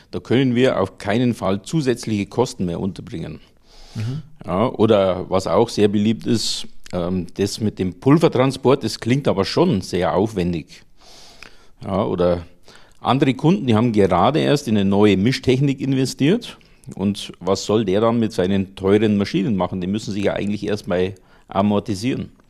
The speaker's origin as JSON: {"language": "German", "region": "Bavaria", "country": "Germany", "tie": "born or raised there", "said": "Wie ihr vielleicht hören könnt, bin ich in Niederbayern aufgewachsen und habe danach Kunststofftechnik in Rosenheim studiert."}